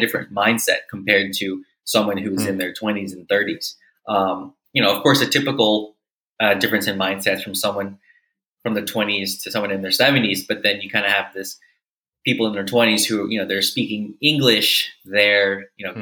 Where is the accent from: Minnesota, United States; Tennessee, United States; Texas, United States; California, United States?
Tennessee, United States; Memphis; moved away as an adult; also born or lived in Manila, Philippines / Mississippi; now in Budapest, Hungary; I'm originally from Memphis, Tennessee